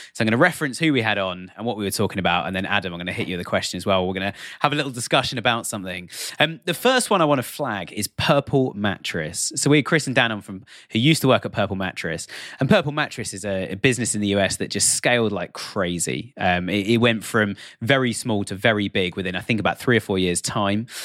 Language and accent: English; United Kingdom; I'm, I'm British. I'm sitting here just outside London in the U K